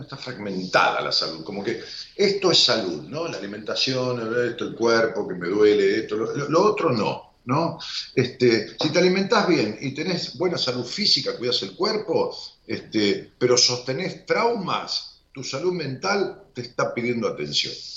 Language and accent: Spanish; Argentina; en mi país, en Argentina